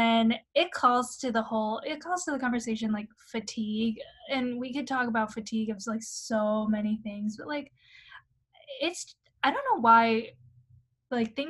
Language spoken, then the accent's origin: English; Shanghai, China; moved away; also born or lived in London; growing up in Shanghai